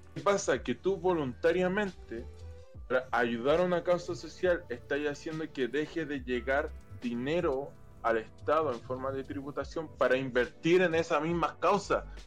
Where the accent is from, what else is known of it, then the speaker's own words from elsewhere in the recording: Chile; como chileno